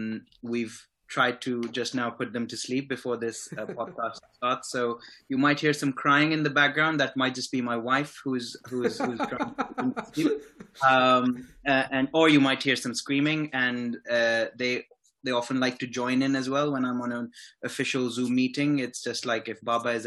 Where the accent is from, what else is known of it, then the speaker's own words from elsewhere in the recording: Islamabad, Islamabad Capital Territory, Pakistan; moved away as an adult; also born or lived in Rawalpindi; now in United Kingdom; the thing I miss most about my hometown is obviously my family is there